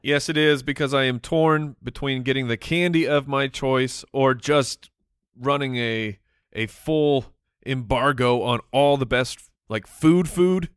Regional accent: Phoenix, Arizona, United States; it was well known in our community here growing up in Phoenix

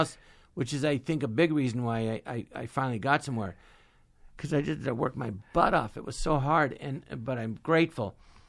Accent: California, United States; And I grew up in the Valley, you had to drive everywhere, and I just love driving.

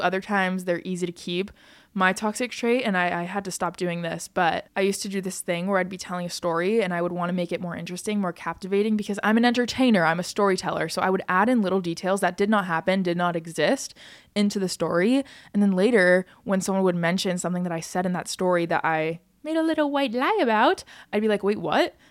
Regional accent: United States; I'm an American and I'm from America

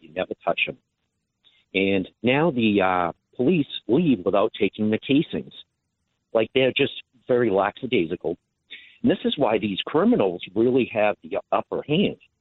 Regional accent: Massachusetts, United States; now in Sorrento, United States; I'm from Massachusetts originally

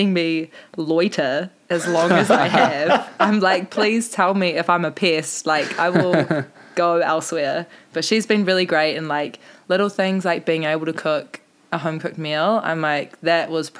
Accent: South Island, New Zealand; now in Mount Maunganui, New Zealand; I'm from the South Island, which is, like, strictly indoor, not much beach

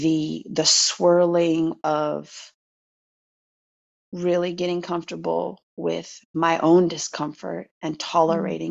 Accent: United States; I'm American

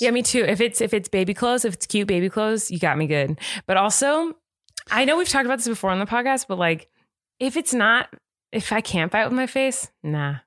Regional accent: California, United States; accent: California; I'm from California

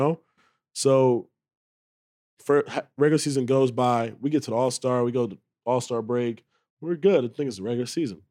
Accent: Charlotte, North Carolina, United States; moved away; I grew up in Charlotte

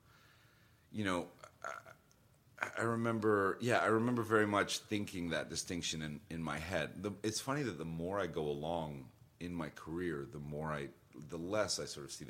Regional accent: White Plains, New York, United States; I grew up in Westchester

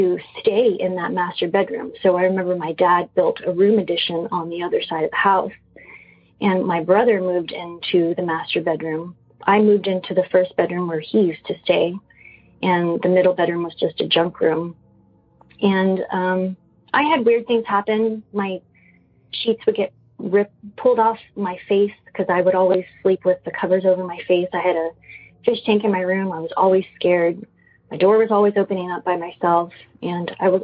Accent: San Antonio, Texas, United States; now in Austin, United States; a house that I grew up in San Antonio. We moved there when I was 5 years old

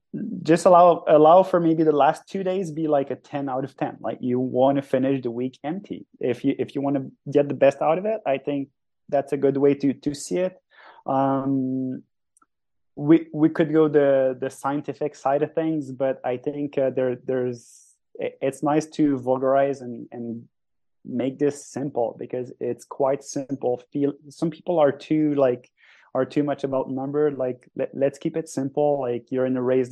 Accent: Sentier du Moulin hometown, Quebec, Canada; English is a second language; Sentier du Moulin, which is in my hometown, where I do coach and guide people

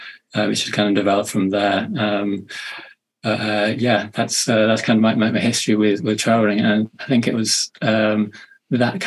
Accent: Manchester, North West England, United Kingdom; I come from the UK, as you may be able to tell from my accent, up in the north in Manchester

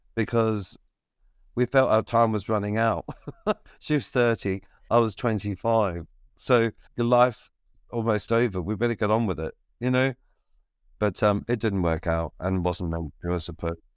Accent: Victoria, Australia; moved away; moved out of Ballarat and into my hometown

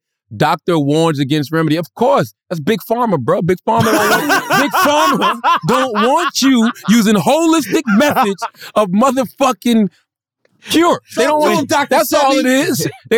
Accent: Philadelphia, Pennsylvania, United States; Yeah, I'm from Philly. Yeah, home of the thugs.

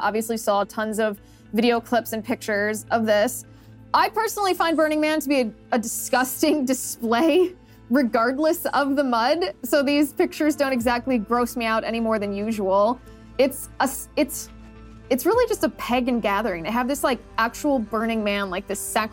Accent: Midwest, United States; I'm from the Midwest.

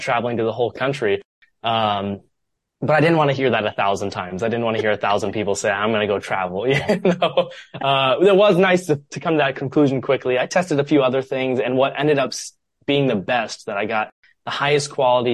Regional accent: Columbus, Ohio, United States; moved away as an adult; also born or lived in Chicago; my hometown, Columbus, Ohio

